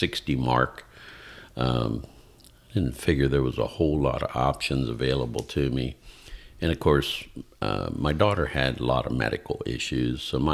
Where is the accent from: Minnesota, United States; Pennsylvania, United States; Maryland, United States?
Pennsylvania, United States; moved away as an adult; now in Georgia, United States; I was born and raised about an hour and a half east of Pittsburgh, Pennsylvania. So the western part of the state, but more towards the south of the state.